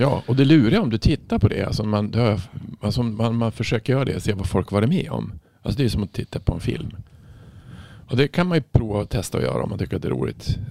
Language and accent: Swedish; Norrland, Sweden; jag är från Norrland, det är mycket snö